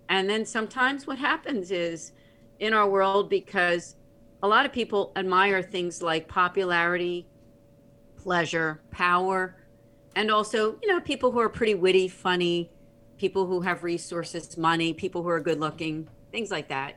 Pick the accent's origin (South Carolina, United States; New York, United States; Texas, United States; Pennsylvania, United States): Pennsylvania, United States; Philadelphia; I'm from the Philadelphia area